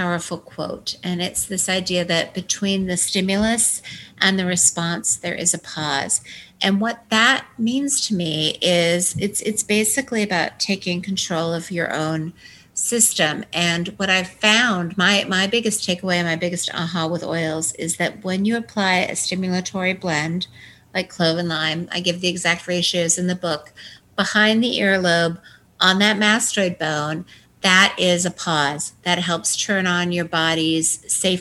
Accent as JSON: {"language": "English", "region": "Washington", "country": "United States", "tie": "born or raised there", "also_born_or_lived": "Manhattan", "moved": "as an adult", "said": "I grew up in Washington State"}